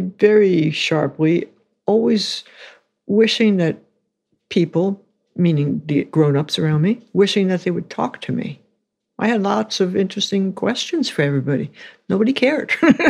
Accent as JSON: {"language": "English", "town": "New York City", "region": "New York", "country": "United States", "tie": "born or raised there", "said": "New York City."}